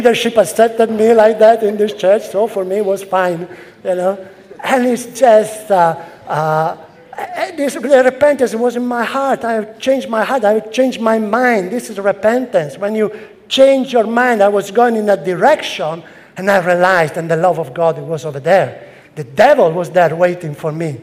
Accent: Italy; English is a second language; moved away as an adult; also born or lived in London; now in Rome, Italy; I came to London from Italy

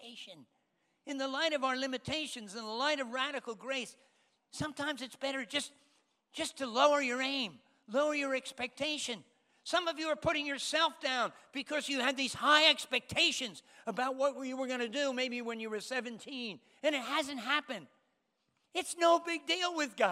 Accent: United States; moved away as an adult; also born or lived in Spain / London; I'm American

